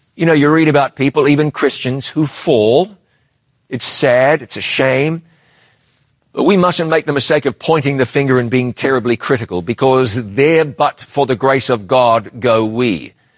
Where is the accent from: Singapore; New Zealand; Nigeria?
New Zealand; my home country